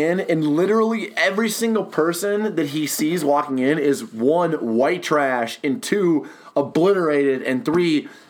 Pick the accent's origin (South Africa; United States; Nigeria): United States; Minnesota; I'm seeing it from the Minnesotan standpoint